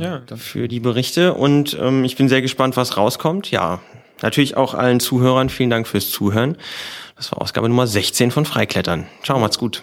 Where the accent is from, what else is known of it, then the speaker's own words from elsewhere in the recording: Lower Saxony, Germany; moved away; Ich komme ja aus Niedersachsen und Hannover war dann die nächste Großstadt